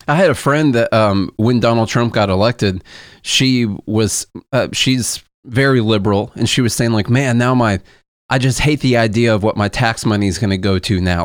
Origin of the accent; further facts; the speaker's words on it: Southern Illinois, United States; moved away as an adult; now in Nashville, United States; we're from Illinois, but I swear the s, the part of Southern Illinois that we are from is more hick country